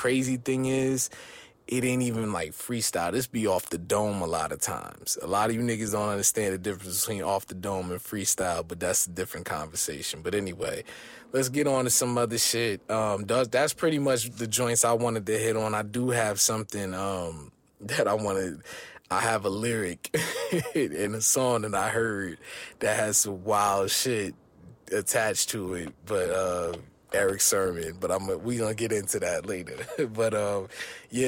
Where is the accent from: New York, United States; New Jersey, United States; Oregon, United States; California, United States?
New Jersey, United States; growing up in Jersey